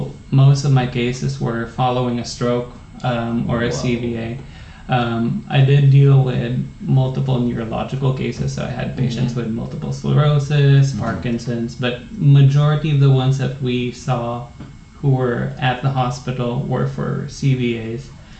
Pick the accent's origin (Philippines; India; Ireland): Philippines; now in United States; There are a lot of things I think that are taken for granted both ways. Really? You know, there were things back home where you would consider them luxuries here.